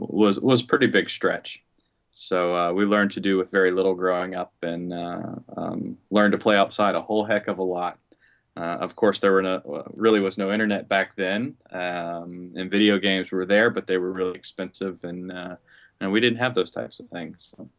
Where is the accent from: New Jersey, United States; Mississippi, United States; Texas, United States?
Mississippi, United States; Biloxi; born there; also born or lived in Seattle, Washington / Las Vegas, Nevada / Alamogordo; I was born in Biloxi, Mississippi, so I'm a Southern boy. My father was in the Air Force, so what that meant for me is I moved every 4 years, so I didn't stay in the South too long.